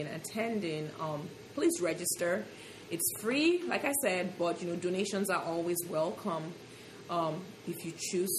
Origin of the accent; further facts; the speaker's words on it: Lagos, Nigeria; also born or lived in Ogun State; now in United States; So I'm from Ogun State. But I was born and I grew up in Lagos.